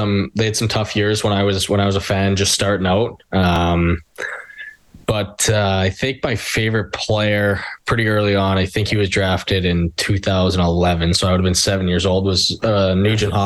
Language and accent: English; Edmonton, Alberta, Canada; growing up in the Edmonton area